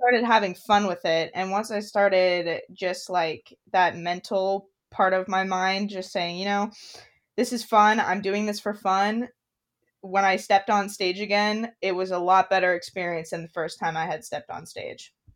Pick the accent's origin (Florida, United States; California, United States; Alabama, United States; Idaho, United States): Idaho, United States; I was born and raised in Idaho, up in the mountains